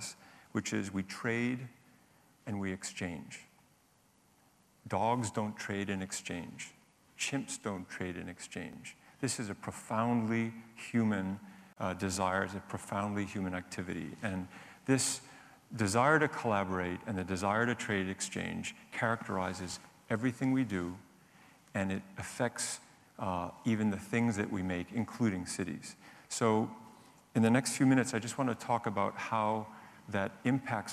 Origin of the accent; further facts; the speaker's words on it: New York, United States; now in London, United Kingdom; my hometown, New York